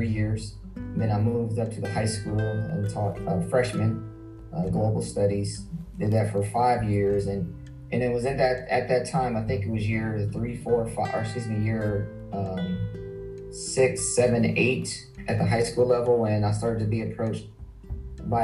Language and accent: English; Columbus, Ohio, United States; I'm born and raised in Columbus, Ohio. Spent my whole life here.